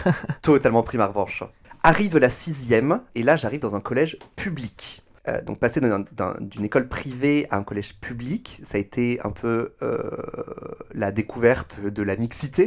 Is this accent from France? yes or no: yes; Toulouse, Occitania, France; je suis né à Toulouse, dans le magnifique département de la Haute-Garonne, dans la région Midi-Pyrénées